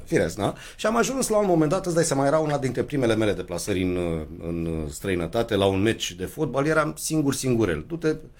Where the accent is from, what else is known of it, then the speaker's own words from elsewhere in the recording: Romania; ne-am născut în România din părinți căriți de la Buzău